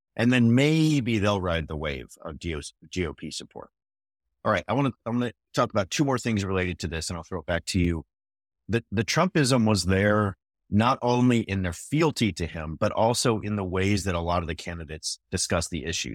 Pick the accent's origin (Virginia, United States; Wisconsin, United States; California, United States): California, United States; now in Fort Worth, United States; out of California, my home state